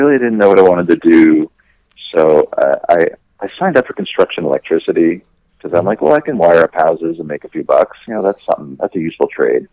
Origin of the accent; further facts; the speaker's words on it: Oyster Bay, New York, United States; moved away as an adult; now in California, United States; I live in California now. And, you know, growing up in Oyster Bay, small town, New York, small high school